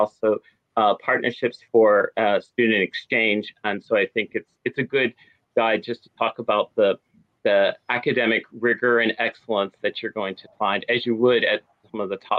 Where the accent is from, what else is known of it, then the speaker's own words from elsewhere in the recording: St. Louis, Missouri, United States; moved away as an adult; also born or lived in Australia; Yes, I grew up in St. Louis, Missouri, and I did some graduate studies in Australia, and I wound up living in Australia for 15 years and becoming a dual citizen.